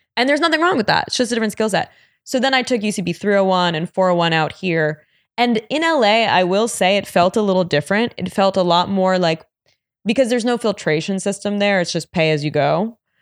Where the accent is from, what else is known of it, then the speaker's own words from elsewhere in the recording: New York, United States; growing up in New York